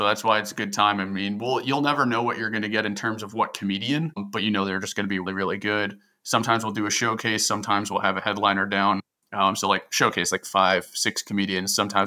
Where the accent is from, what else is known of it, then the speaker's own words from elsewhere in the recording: New Jersey, United States; now in Baltimore, United States; I'm from Jersey